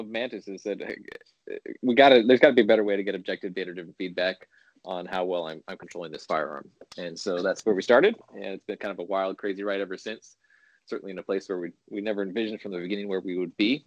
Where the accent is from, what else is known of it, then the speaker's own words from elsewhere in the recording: California, United States; now in Illinois, United States; I was born in California, but I live in Illinois now